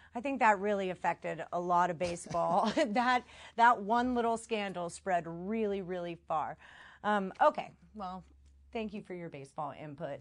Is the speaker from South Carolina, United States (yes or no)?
no; Houston, Texas, United States; I'm from Houston